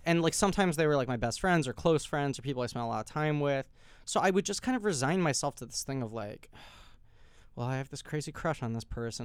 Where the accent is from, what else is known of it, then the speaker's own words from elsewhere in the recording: New York City, New York, United States; I grew up in New York City